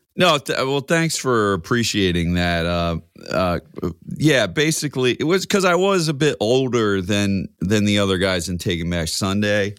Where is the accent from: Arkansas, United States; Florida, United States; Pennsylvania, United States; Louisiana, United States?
Pennsylvania, United States; Coatesville; also born or lived in Philadelphia, Pennsylvania; now in West Chester, United States; I'm from Coatesville, P